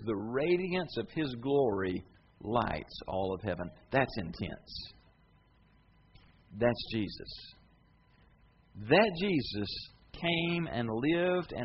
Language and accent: English; United States; I'm tickled to be an American